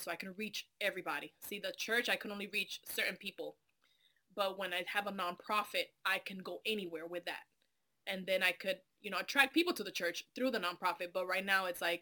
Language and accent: English; Dominican Republic; English is a second language; also born or lived in New York / Atlanta / Miami; now in Alabama, United States; I'm from Dominican Republic.